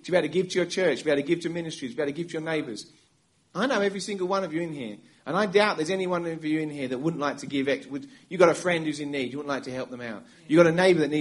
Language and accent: English; England, United Kingdom; moved away as an adult; now in United States; I'm from England. We moved to America 10 years ago. And in England, growing up as a kid